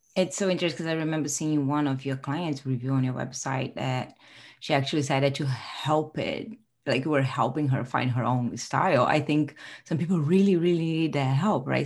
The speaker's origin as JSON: {"language": "English", "region": "Rio de Janeiro", "country": "Brazil", "moved": "yes", "said": "I'm originally from Rio de Janeiro, so I'm Brazilian"}